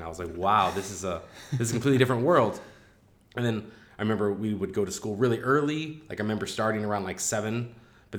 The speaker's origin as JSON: {"language": "English", "town": "Cedar Hill", "region": "Missouri", "country": "United States", "tie": "born or raised there", "also_born_or_lived": "Paraguay / Rio de Janeiro, Brazil / China", "moved": "as an adult", "said": "I grew up outside of St. Louis, where the suburbs meet the countryside, in a very small town called Cedar Hill"}